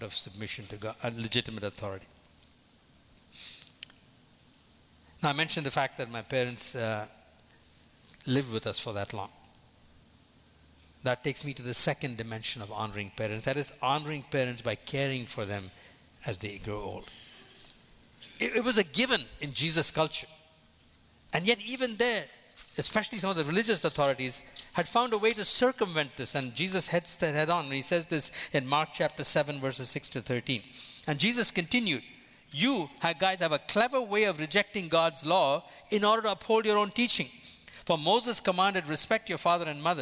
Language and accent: English; India; moved away as an adult; also born or lived in Boston; from the time I was born in India till the time I left at the age of 22 to come to Boston